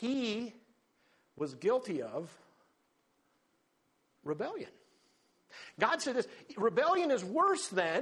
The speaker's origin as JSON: {"language": "English", "country": "United States"}